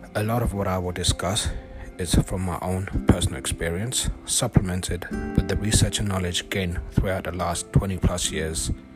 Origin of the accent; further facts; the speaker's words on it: London, United Kingdom; moved away as an adult; now in California, United States; I'm originally from London